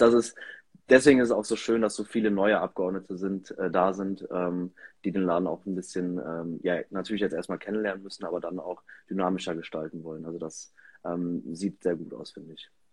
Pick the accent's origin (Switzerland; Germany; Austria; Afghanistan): Germany; Erpel, Rhineland-Palatinate; hier in meinem Heimatort in Erpel im Gemeinderat